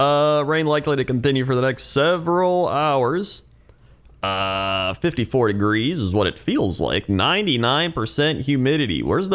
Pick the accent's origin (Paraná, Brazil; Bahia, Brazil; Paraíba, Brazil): Paraná, Brazil; Curitiba; We have a weather request for Curitiba, Brazil. It's my hometown and capital city of the state of Paraná